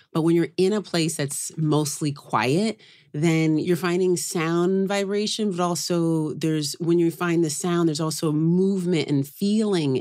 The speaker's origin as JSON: {"language": "English", "town": "Oakland", "region": "California", "country": "United States", "tie": "born or raised there", "moved": "yes", "lives_now": "New York, United States", "said": "I grew up in Oakland"}